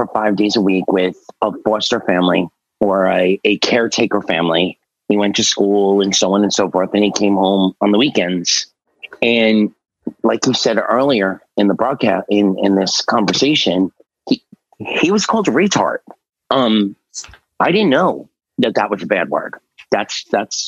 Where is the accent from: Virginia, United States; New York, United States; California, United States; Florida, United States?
New York, United States; New York City; I'm from Staten Island, New York, Willowbrook